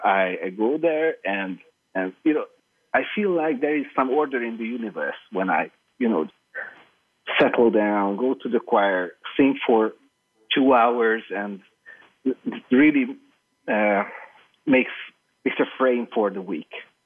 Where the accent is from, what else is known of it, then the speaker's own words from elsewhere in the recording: Hungary; moved away as an adult; now in Budapest, Hungary; Yes, I'm living in Budapest, but whenever that happens, then I would like to move back to my hometown, which is like 20 kilometers north from Budapest